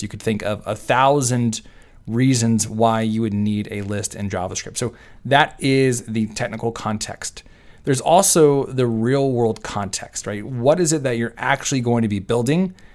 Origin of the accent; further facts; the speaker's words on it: Texas, United States; I am from Texas and I say y'all